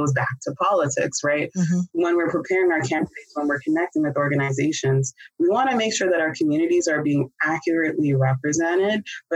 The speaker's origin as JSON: {"language": "English", "country": "Canada", "moved": "yes", "lives_now": "United States", "said": "I'm originally from Canada"}